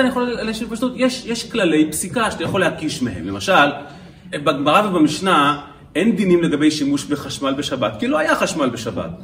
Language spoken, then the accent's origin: Hebrew; Kfar Chabad, Central District, Israel; בכפר חב"ד, שם גדלתי בילדותי